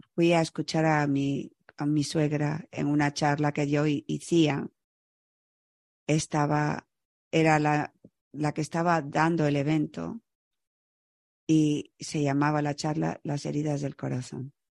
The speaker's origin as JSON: {"language": "Spanish", "town": "Chicago", "region": "Illinois", "country": "United States", "tie": "born or raised there", "also_born_or_lived": "Florida", "moved": "as an adult", "said": "yo crecí en Chicago"}